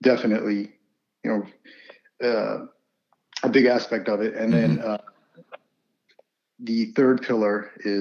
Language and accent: English; United States; also born or lived in Punjab, India; I was born there and came over when I was less than a year old, and basically have grown up here.